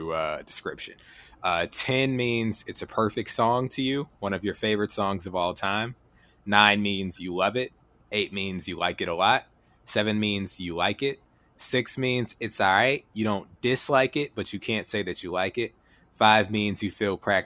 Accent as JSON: {"language": "English", "town": "Atlanta", "region": "Georgia", "country": "United States", "said": "we're the South"}